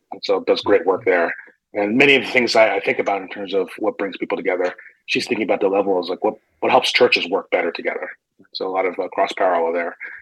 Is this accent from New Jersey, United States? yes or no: yes; northern New Jersey, United States; moved away as an adult; also born or lived in Brooklyn, New York / Chicago area; now in Phoenix, United States; I was born in Brooklyn. I grew up in northern New Jersey